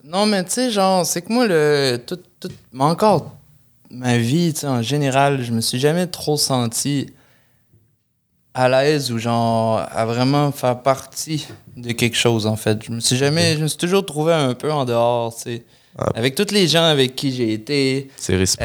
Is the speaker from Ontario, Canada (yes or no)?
no; Lévis, Quebec, Canada; je venais de Lévis pendant longtemps